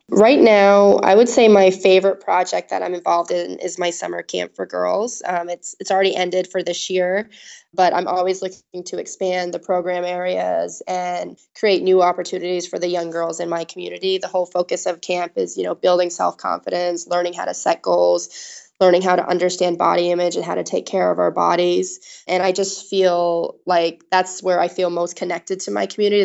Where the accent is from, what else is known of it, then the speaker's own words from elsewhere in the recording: Augusta, Maine, United States; I'm, was born and raised in Augusta, Maine.